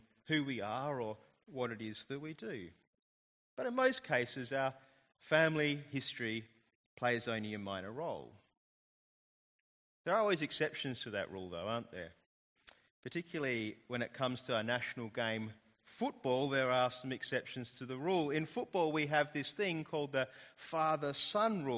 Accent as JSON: {"language": "English", "country": "Australia", "said": "being Australian"}